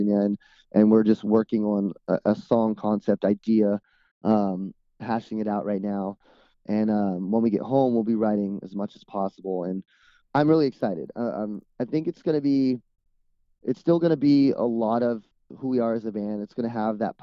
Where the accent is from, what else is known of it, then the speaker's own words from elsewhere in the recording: Dominican Republic; now in California, United States; growing up in the Dominican Republic